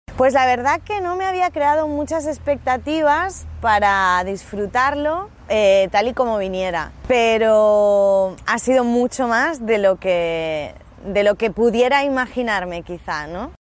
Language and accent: Spanish; Barcelona, Catalonia, Spain; tengo 35 años y soy de Barcelona